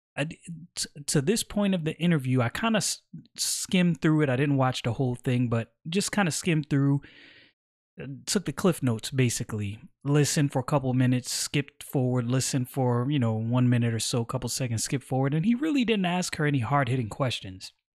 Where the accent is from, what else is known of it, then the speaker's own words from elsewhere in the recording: Brooklyn, New York, United States; moved away as an adult; I'm from Brooklyn, born and raised